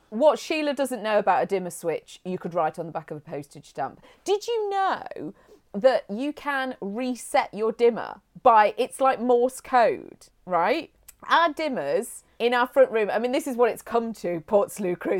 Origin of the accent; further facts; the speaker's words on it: Hinckley, East Midlands, United Kingdom; I grew up in Hinkley. That's where I was taken home to, from the hospital back to Hinkley.